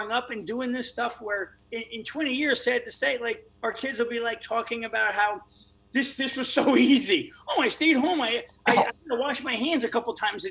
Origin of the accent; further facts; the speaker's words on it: New York City, New York, United States; I'm from New York